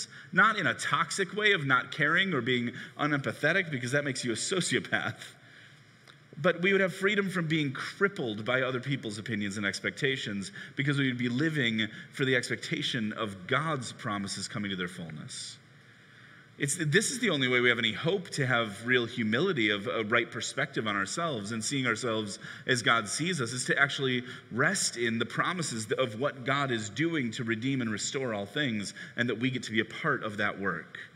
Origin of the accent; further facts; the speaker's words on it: Chicago, Illinois, United States; I grew up in Chicago in the 90s rooting for the Bulls